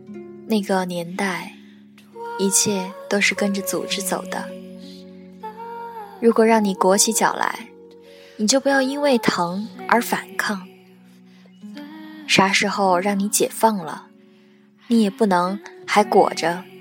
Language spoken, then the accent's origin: Chinese; Qingdao, Shandong, China; now in Chengdu, China; 嗯，是的，我的故乡叫青岛，在成都，